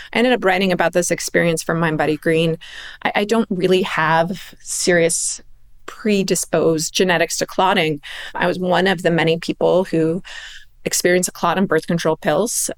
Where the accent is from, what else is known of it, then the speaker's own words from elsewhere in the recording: Palos Verdes, California, United States; I grew up in Palos Verdes, which is tennis country.